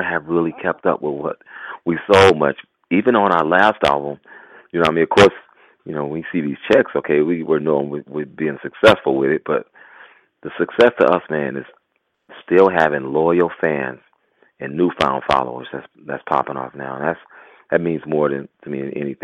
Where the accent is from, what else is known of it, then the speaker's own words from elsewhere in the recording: Oakland, California, United States; Growing up in Oakland in those times